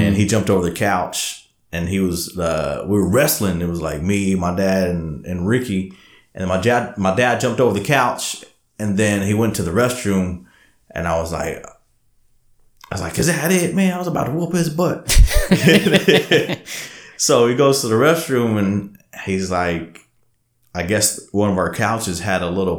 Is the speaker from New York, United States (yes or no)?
no; Alvin, Texas, United States; now in Austin, United States; I mean, I'll tell everybody, I'm from Alvin originally, but hey, Austin's home, man.